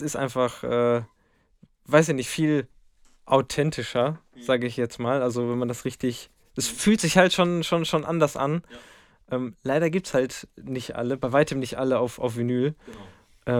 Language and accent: German; Lemgo, North Rhine-Westphalia, Germany; ich komme aus dem Lipperland